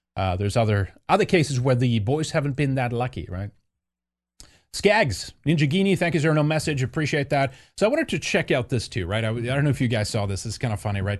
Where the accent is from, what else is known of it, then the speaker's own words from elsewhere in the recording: Sweden; moved away; growing up in Sweden